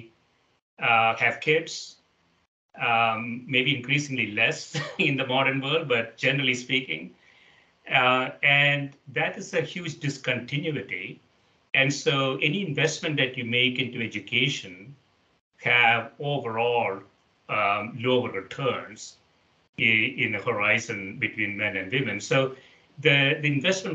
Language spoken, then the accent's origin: English; India; the place that I grew up in India